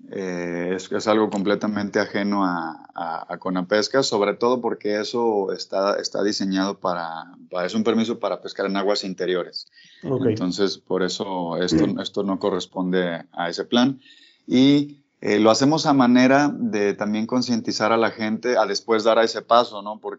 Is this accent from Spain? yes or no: no; Guadalajara, Jalisco, Mexico; yo soy de aquí de Guadalajara